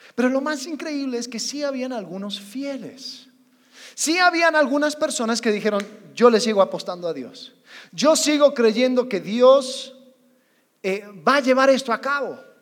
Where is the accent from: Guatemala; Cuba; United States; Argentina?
United States; moved away; Como buen gringo, yo tengo casi 12 años en este país